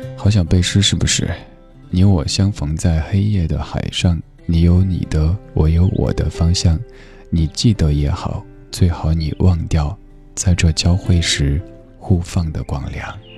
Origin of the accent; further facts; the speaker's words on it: Chengdu, Sichuan, China; moved away; 我的家乡也在成都，好久没有回成都了，挺想念的